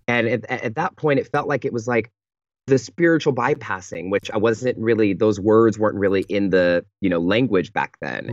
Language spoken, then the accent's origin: English; Pittsburg, California, United States; moved away; I fly home to the Bay Area, to my hometown, um, called Pittsburgh, California.